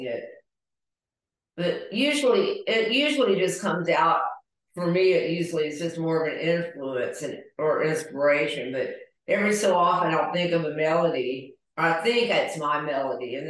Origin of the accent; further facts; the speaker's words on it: the South, United States; we're both from the South